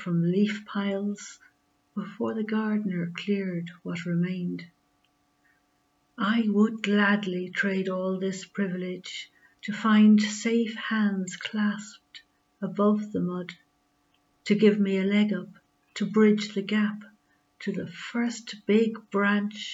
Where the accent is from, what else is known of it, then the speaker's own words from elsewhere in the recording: Carlow, Leinster, Ireland; I'm from Carlow in Ireland